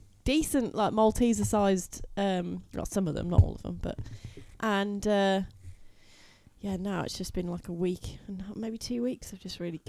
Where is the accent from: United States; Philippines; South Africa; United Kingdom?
United Kingdom; we're typical Brit